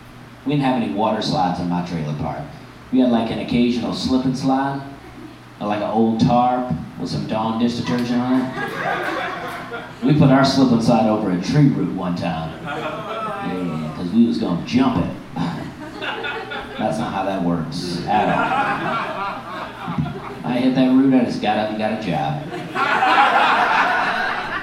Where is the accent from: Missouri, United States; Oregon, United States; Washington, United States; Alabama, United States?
Alabama, United States; moved away; I grew up in Alabama. That's where I'm from, Alabama